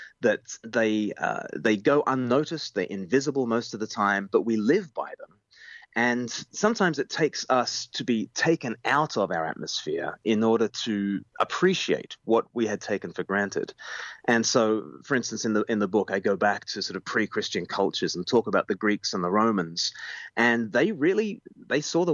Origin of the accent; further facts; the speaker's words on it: Australia; now in United Kingdom; I grew up in Australia, and I now live in the UK